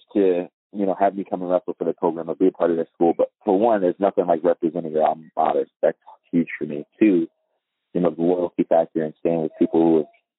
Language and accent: English; East Coast, United States; moved away as an adult; I was from the East Coast